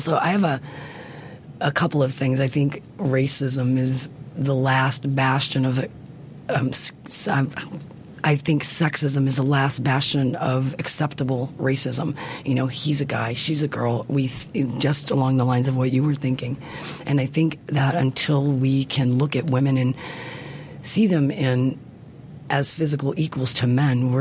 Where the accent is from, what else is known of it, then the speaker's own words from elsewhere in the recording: the South, United States; I grew up in the South